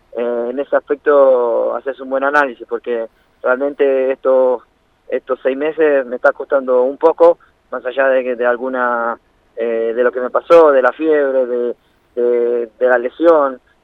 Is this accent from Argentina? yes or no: yes; Banfield, Buenos Aires Province, Argentina; moved away as an adult; also born or lived in Italy / Brazil; yo nací en Banfield